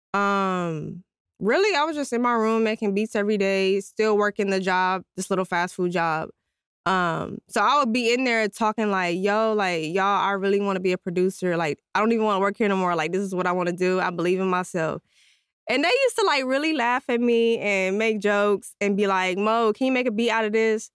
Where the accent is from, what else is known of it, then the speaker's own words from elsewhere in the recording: San Antonio, Texas, United States; I'm from San Antonio, Texas